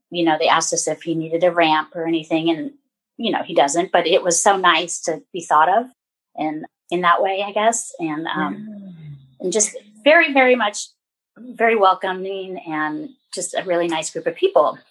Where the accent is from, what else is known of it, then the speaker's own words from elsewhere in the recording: Bay Area peninsula, Northern California, United States; also born or lived in San Diego, California; I was born and raised in Northern California